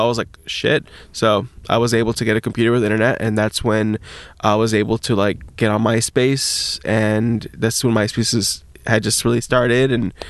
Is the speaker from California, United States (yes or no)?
yes; Long Beach, California, United States; Born and raised Long Beach. Well, I wasn't born in Long Beach, but I was raised